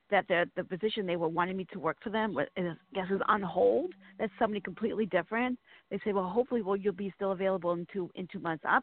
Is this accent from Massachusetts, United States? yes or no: yes; Boston, Massachusetts, United States; now in Virginia, United States; I'm originally from Boston.